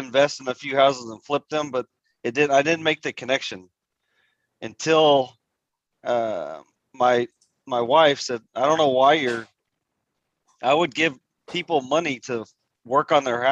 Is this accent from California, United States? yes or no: no; Haltom City, Texas, United States; I grew up here in Haltom City, Fort Worth, Texas